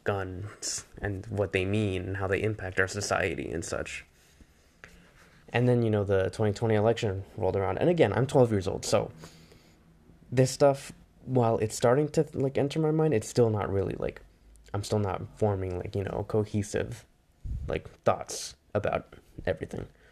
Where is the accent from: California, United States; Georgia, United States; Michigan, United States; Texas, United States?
California, United States; Bay Area; growing up in the Bay Area